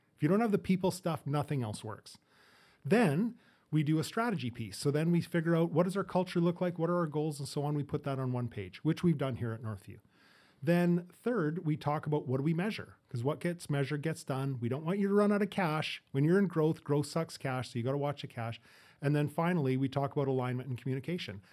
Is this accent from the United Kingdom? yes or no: no; Edmonton, Alberta, Canada; moved away; also born or lived in Fort St. John; I grew up in, or born in Fort Saint John, grew up in Edmonton, moved out here in the, in the eighties with my family.